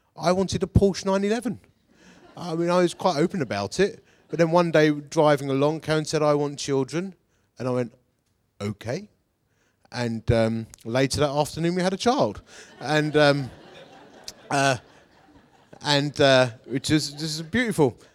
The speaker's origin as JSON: {"language": "English", "town": "Romford", "region": "London", "country": "United Kingdom", "said": "I'm from Essex. I'm a Romford boy"}